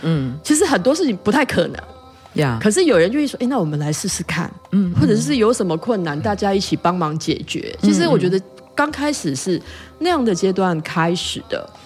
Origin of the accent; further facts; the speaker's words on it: Taipei, Taiwan; 我台北人